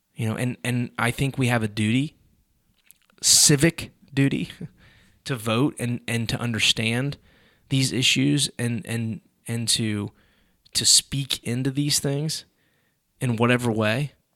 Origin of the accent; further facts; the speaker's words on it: United States; I'm an American